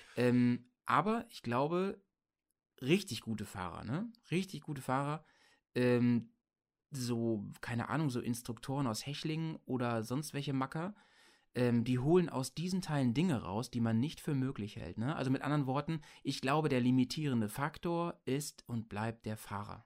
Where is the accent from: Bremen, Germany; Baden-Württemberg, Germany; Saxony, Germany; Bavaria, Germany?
Bremen, Germany; bei uns in Bremen